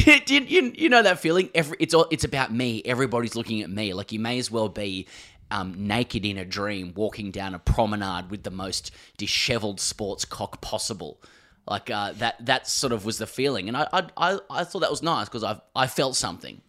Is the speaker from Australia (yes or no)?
yes; Australia; we're from Australia